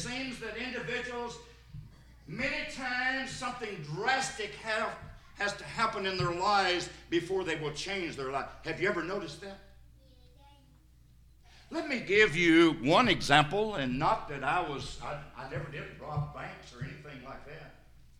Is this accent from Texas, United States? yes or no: no; Sparta, Tennessee, United States; also born or lived in Cookeville, Tennessee; I'm from White County over in Sparta